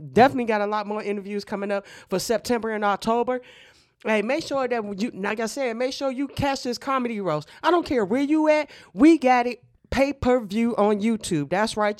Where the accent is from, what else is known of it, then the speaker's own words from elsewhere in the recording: Youngstown, Ohio, United States; my hometown, 330